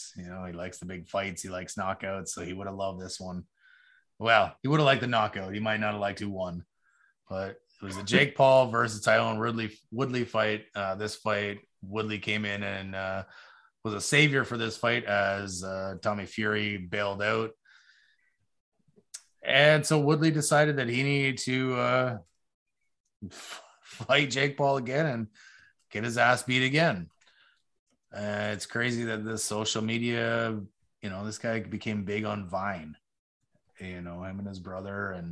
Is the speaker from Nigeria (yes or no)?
no; Canada; we as Canadian fans